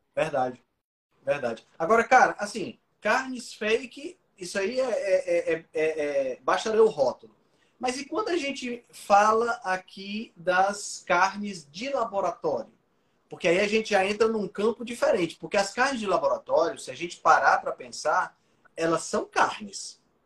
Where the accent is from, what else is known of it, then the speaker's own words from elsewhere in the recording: Ceará, Brazil; eu sou cearense